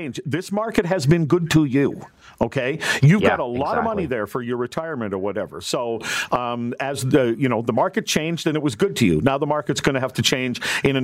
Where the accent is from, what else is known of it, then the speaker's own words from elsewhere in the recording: Gilbert Plains, Manitoba, Canada; now in Toronto, Canada; my hometown of Gilbert Plains, Manitoba